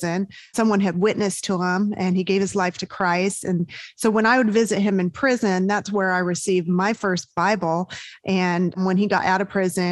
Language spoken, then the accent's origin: English; Southern California, United States; moved away as an adult; also born or lived in Georgia; I grew up in Southern California